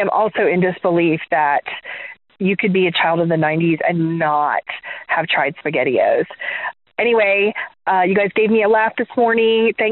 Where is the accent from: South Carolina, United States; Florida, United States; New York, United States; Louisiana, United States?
Florida, United States; Gulf Coast of; When I was growing up on the Gulf Coast of Florida